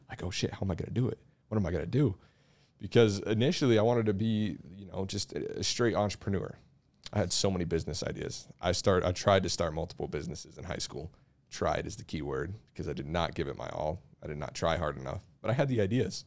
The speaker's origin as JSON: {"language": "English", "town": "Mill Creek", "country": "United States", "tie": "born or raised there", "said": "I'm from here"}